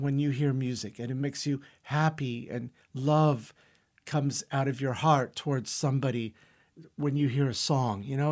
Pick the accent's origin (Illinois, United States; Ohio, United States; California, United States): California, United States; San Francisco; English is a second language; also born or lived in Brazil; we moved from Brazil to San Francisco when I was four and a half, five years old